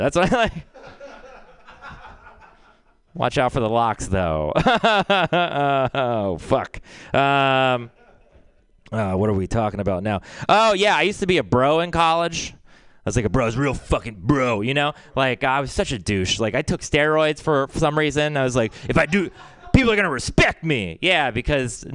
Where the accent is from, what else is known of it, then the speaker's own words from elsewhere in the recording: Texas, United States; I'm from Texas